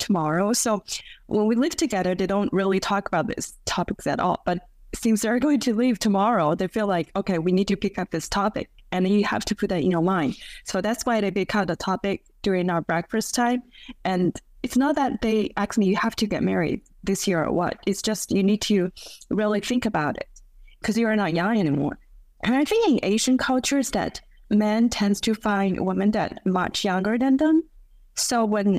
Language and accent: English; China; now in Beijing, China; in my hometown, in second-tier city